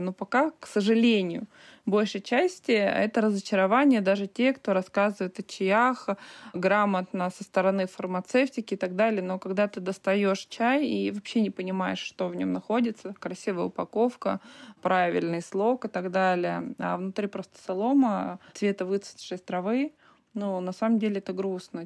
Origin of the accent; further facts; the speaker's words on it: Altai Krai, Russia; now in Altai Republic, Russia; Я родилась в Алтайском крае, в обычной деревне. Я знаю, что такое колхоз, что такое доить корову